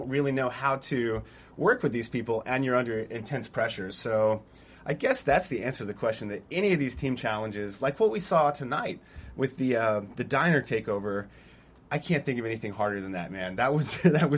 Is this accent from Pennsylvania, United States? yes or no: no; Texas, United States; moved away; I'm from Texas, too, originally.